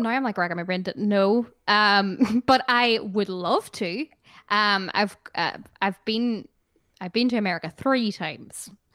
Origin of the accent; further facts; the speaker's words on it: Ireland; I love being Irish